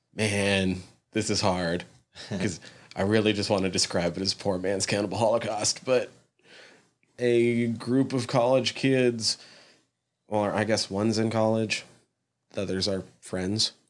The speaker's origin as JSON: {"language": "English", "country": "United States", "said": "as an American"}